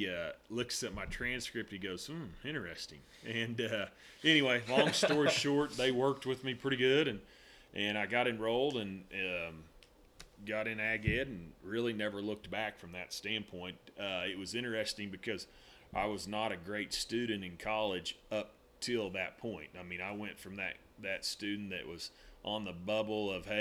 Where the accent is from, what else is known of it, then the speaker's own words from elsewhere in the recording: Northwest Oklahoma, United States; also born or lived in Edmond, Oklahoma; I grew up in Northwest Oklahoma